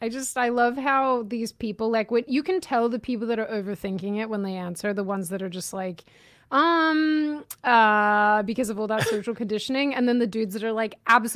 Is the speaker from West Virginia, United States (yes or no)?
no; Seattle, Washington, United States; I'm answering like this because, like, I'm from Seattle.